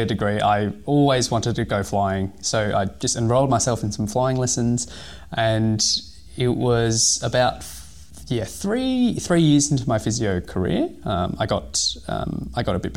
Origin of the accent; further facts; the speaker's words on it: Hong Kong; now in Australia; I was born in Hong Kong